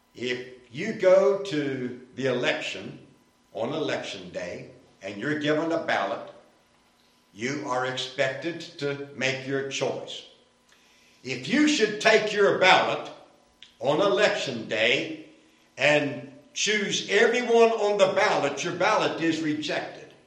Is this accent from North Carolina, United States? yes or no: yes; Winston-Salem, North Carolina, United States; Winston-Salem, my hometown